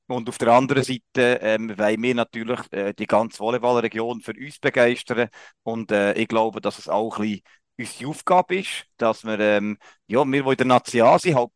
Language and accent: German; Solothurn, Switzerland; ich als Solothurner, gell.